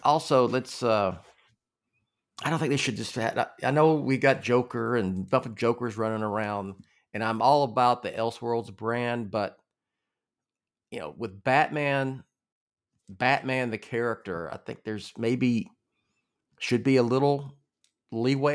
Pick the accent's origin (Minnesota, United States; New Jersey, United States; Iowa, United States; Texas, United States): Texas, United States; Groves; I grew up in Southeast Texas